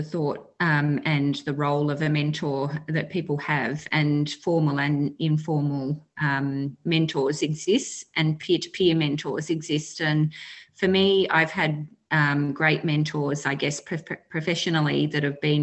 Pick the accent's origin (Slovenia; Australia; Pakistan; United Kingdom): Australia; Western Victoria; I'm a Wotjobaluk woman from Western Victoria in Australia